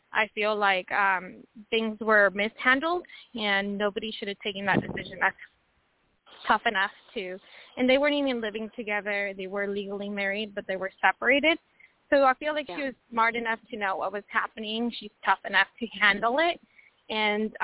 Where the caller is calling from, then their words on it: Washington, United States; I'm calling from Washington State